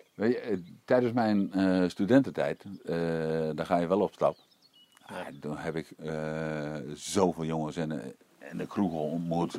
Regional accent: East Groningen, Netherlands; ik kom uit Oost-Groningen weinig werk

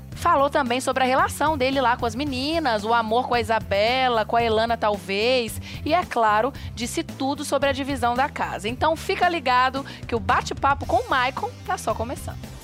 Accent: Minas Gerais, Brazil; eu sou mineira como queijo

